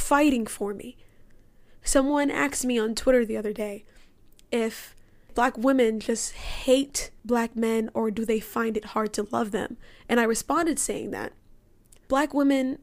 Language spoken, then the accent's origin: English; Cayman Islands; also born or lived in United States; I grew up in the Cayman Islands. I still live in the Cayman Islands, even though I go to school in the United States